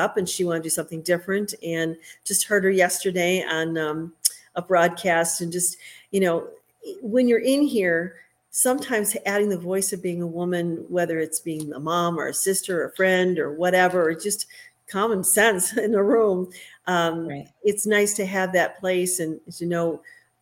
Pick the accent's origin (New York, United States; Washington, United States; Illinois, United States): Illinois, United States; Oak Brook; moved away; also born or lived in Green Bay, Wisconsin; my hometown of Oak Brook